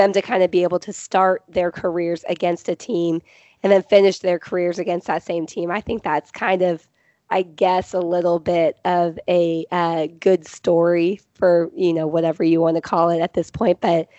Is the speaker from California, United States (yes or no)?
yes; Southern California, United States; I grew up in Southern California. So I grew up like 30 minutes away from Disneyland.